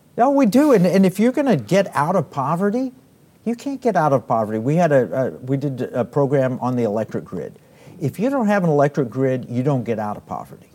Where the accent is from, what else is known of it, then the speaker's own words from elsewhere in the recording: Oklahoma, United States; now in Texas, United States; I grew up in Oklahoma, uh, and, and I live in Texas